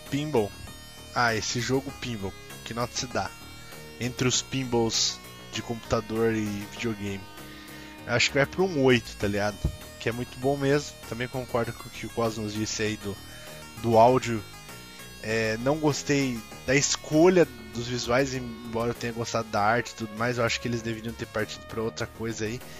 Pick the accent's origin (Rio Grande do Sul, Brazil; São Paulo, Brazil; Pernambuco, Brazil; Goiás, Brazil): São Paulo, Brazil; Sorocaba